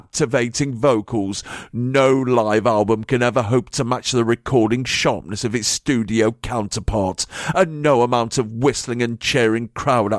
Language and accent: English; England, United Kingdom; I'm English